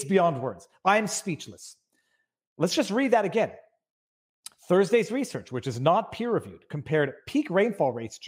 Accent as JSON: {"language": "English", "region": "Florida", "country": "United States", "tie": "born or raised there", "said": "I grew up in Florida."}